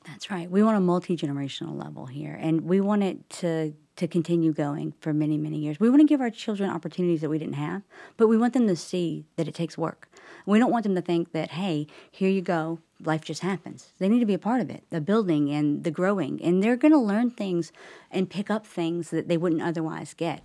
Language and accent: English; Charlotte, North Carolina, United States; now in Huntersville, United States; I grew up in Charlotte, so I've been in the area most of my life